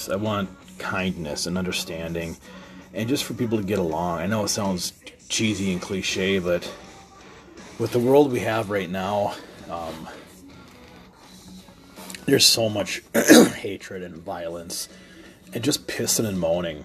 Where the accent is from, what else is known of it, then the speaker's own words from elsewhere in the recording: United States; We all, as American citizens